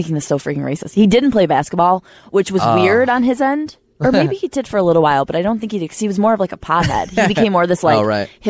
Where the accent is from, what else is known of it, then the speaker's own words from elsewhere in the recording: Upstate New York, United States; Upstate New York. Way upstate where it's like Texas.